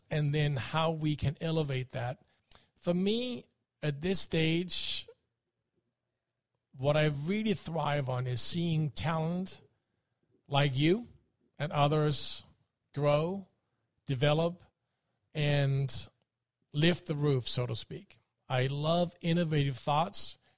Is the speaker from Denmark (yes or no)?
yes; Denmark; moved away; since I grew up in Denmark and am a Viking